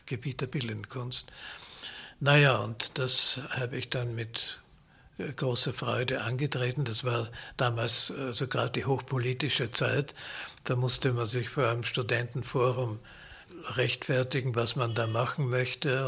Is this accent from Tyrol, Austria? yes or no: no; Vienna, Austria; Ich bin in Wien geboren und habe da auch studiert an der Musikhochschule